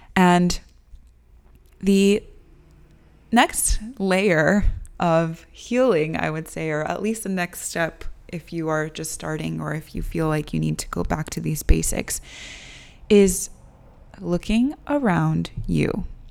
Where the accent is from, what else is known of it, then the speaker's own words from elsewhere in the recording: United States; I was born and raised here in the United States